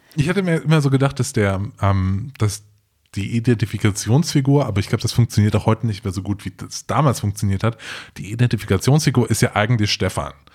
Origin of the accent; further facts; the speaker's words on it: Trier, Rhineland-Palatinate, Germany; Ich, ich komm ja aus, äh, aus dem Hohen zurück und bin in Trier zur Schule gegangen